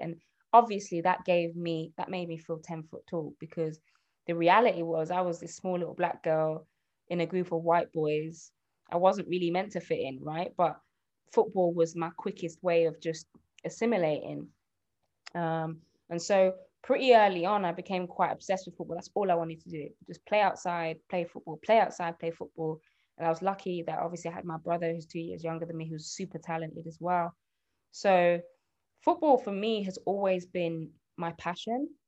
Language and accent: English; Birmingham, West Midlands, United Kingdom; I'm from Birmingham. You might not be able to tell, um, but yeah, I'm, I grew up in Birmingham.